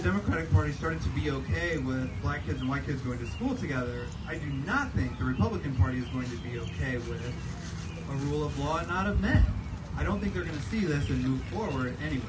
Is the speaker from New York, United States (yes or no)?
no; Columbia, Missouri, United States; I was born in Columbia, the hospital right over there actually